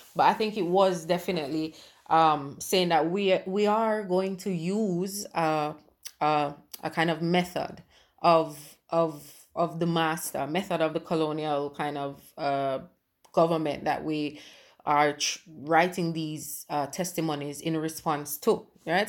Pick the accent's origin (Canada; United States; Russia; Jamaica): Jamaica; moved away as an adult; now in England; I was born in England and left as a baby. I didn't, I only came back a couple years ago, right? So for me, and like I said, growing up in Jamaica